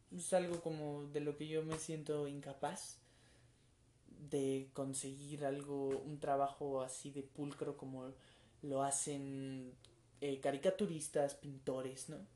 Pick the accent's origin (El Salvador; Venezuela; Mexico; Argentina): Mexico; nuestra cultura colectiva como mexicanos